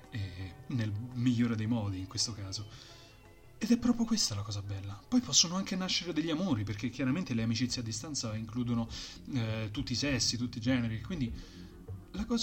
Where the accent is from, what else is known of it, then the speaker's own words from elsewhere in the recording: Rieti, Lazio, Italy; abbiamo scoperto che uno è campano, uno è triestino, un altro è romano io sono di Rieti, però ho un spazio tra Rieti e Roma